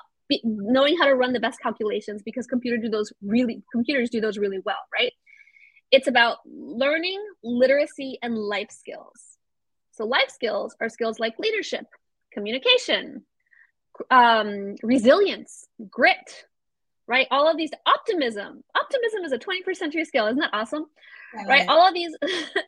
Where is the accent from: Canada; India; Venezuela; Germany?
Venezuela; moved away; also born or lived in Florida; I'm from Venezuela, by the way. I'm from Venezuela. My mom is like half Ecuadorian, half Irish, but I grew up, like I spent a lot of formative years in Venezuela